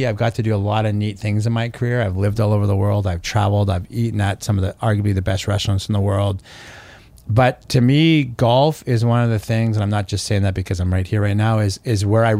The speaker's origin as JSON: {"language": "English", "country": "Canada", "said": "And I'm obviously Canadian, but I really don't like Toronto sports"}